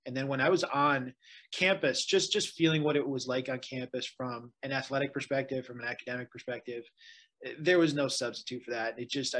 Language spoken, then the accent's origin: English; Detroit, Michigan, United States; growing up in Detroit, just being a Red Wings fan, you know, growing up like through the mid 90s